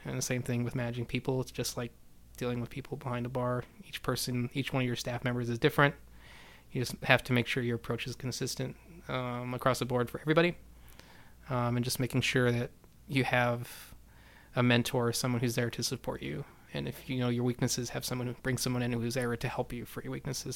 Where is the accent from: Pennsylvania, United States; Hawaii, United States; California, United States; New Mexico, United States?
New Mexico, United States; Silver City; now in Houston, United States; I started my family's uh, shoe store in Silver City, New Mexico, so I'm from New Mexico originally